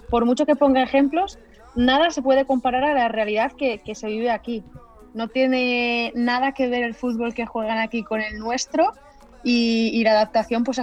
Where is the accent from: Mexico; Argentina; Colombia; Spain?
Spain; moved away as an adult; Porque vine de España, que, no había parón, y yo aquí he estado compitiendo prácticamente desde, desde mayo, cosa que en España es todo, lo contrario.